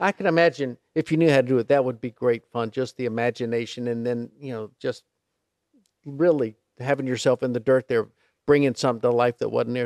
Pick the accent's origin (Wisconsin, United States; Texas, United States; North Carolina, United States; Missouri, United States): North Carolina, United States; Charlotte; growing up in Charlotte